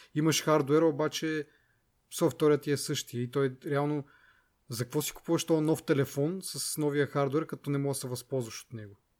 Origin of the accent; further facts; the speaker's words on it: Kazanlak, Stara Zagora Province, Bulgaria; аз както съм от Казанлък